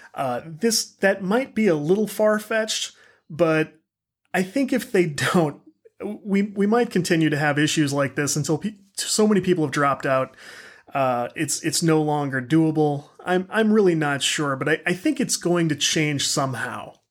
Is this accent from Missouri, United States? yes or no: yes; St. Louis, Missouri, United States; I'm from the Saint Louis area